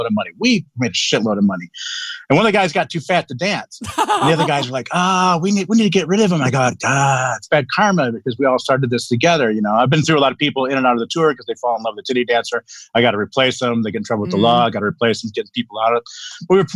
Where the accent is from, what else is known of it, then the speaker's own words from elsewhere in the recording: Texas, United States; we're all rednecks from Texas